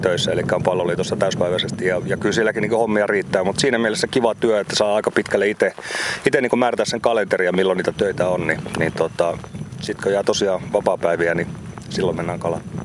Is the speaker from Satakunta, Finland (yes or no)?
no; Oulu, North Ostrobothnia, Finland; lapsena Oulussa aikoinaan